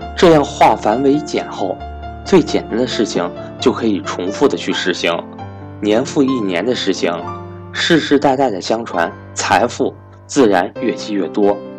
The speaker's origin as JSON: {"language": "Chinese", "country": "China", "tie": "born or raised there", "said": "如果我没有出生在中国这个和平崛起的时代"}